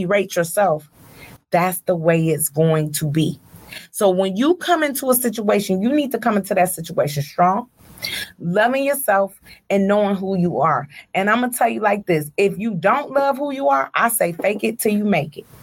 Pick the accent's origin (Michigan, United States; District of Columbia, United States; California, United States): Michigan, United States; Detroit; I'm from Joy Road